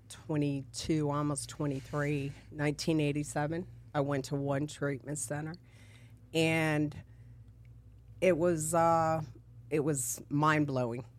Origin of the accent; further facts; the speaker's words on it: D.C., Maryland, United States; moved away as an adult; also born or lived in San Diego, California; now in Florida, United States; So I'm from California, San Diego, and then I grew up in Maryland, D.C., Virginia area